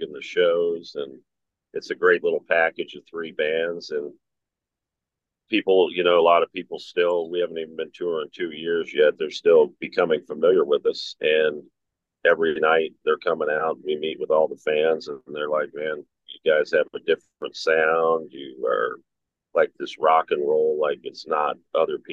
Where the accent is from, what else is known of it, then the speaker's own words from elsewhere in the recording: Cincinnati, Ohio, United States; my hometown show because I'm from Cincinnati